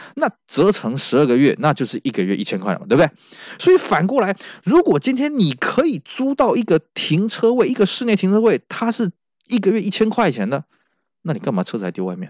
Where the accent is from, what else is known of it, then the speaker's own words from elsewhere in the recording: Taiwan; 我们台湾这边